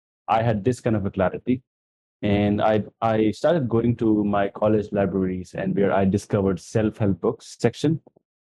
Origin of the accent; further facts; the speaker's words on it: India; I come from India.